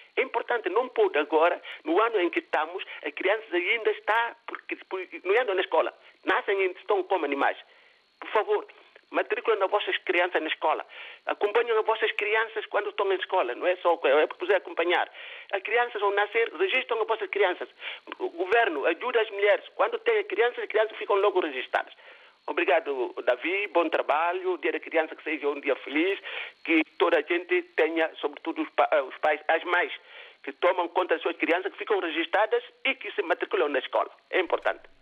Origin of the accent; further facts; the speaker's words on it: Guinea-Bissau; now in Portugal; tenho já duas terras né onde é que nasci e onde é que eu estou a viver tanto Guiné-Bissau e Portugal